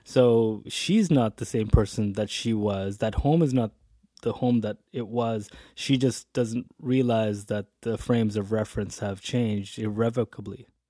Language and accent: English; interior British Columbia, Canada; moved away as an adult; also born or lived in Hamilton, Ontario / Edmonton; now in Calgary, Canada; born in Hamilton, Ontario, came out to the West, grew up in B C, interior B C